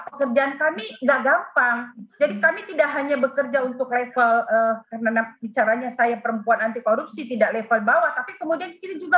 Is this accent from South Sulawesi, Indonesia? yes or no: yes; South Sulawesi, Indonesia; Saya sebagai warga Sulsel